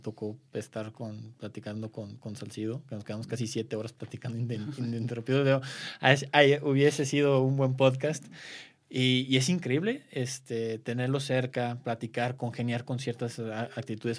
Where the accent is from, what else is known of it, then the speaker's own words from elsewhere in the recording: Guadalajara, Jalisco, Mexico; yo soy de Guadalajara